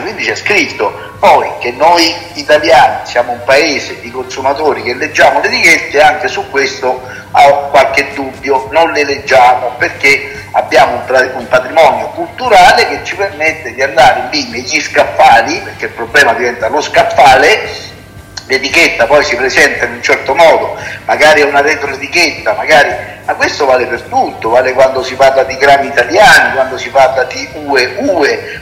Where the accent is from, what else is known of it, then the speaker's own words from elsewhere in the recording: Italy; parlo del mio paese, del paese Italia